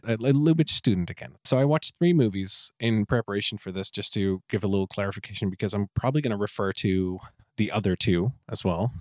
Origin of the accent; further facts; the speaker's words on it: Netherlands; I'm from the Netherlands